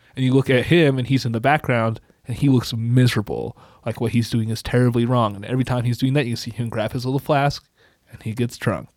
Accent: United States; I'm a white blue-eyed American dude

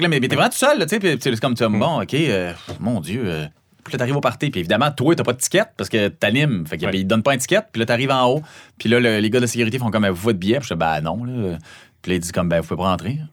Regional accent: Saguenay, Quebec, Canada; accent: Saguenay; mon accent du Saguenay

